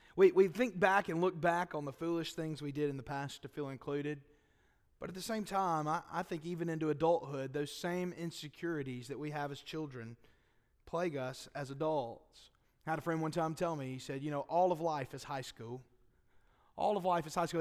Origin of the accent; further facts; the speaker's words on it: Boaz, Alabama, United States; I'm from Boaz